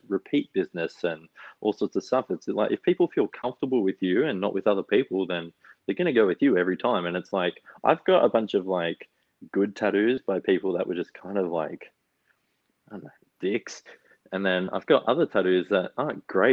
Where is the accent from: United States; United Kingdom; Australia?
Australia; Wagga Wagga, New South Wales; moved away as an adult; now in Melbourne, Australia; I'm like from Wagga